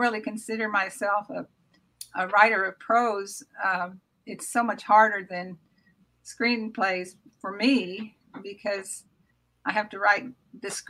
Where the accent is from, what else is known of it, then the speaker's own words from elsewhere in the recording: Oklahoma, United States; moved away as an adult; also born or lived in Washington, D.C.; I was this girl from Oklahoma